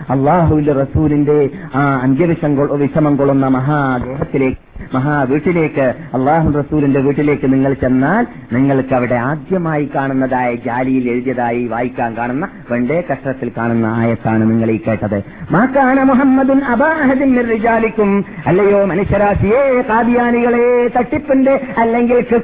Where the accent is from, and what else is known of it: Kasaragod, Kerala, India; born or raised there